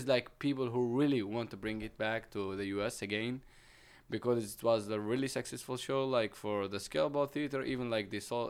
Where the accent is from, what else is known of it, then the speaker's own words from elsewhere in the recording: Palestine; So I'm an actor from Palestine.